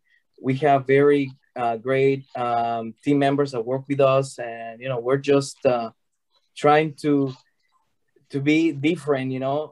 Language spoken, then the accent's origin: English; Mexico; now in United States; So we are originally from Mexico. We moved to the States about 18 years ago, and we opened the company here